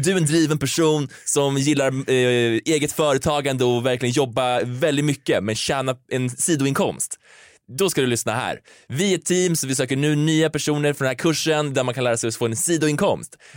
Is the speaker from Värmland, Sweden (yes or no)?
yes; Karlstad, Värmland, Sweden; moved away; I Karlstad, där jag är ifrån